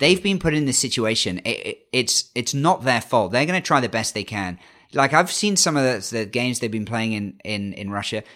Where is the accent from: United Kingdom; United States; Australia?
United Kingdom; as a Brit